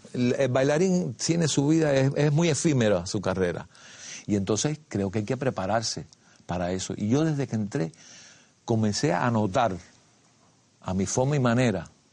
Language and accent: Spanish; Havana, Cuba; nací el 10 de septiembre de 1946 en un barrio de los llamados marginal, aledaño a la Virgen del Camino. En el barrio donde yo nací le decían el callejón, en el barrio Los Ángeles